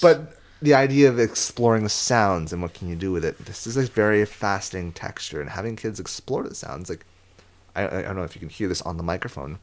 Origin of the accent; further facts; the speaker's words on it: San Diego, California, United States; I'm from San Diego